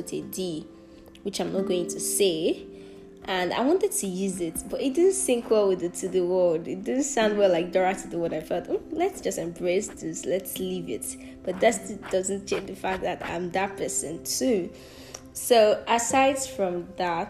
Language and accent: English; southwestern Nigeria, Nigeria; accent: Nigerian; first language Yoruba; English is a second language; I'm a Yoruba girl from the Southwestern part of Nigeria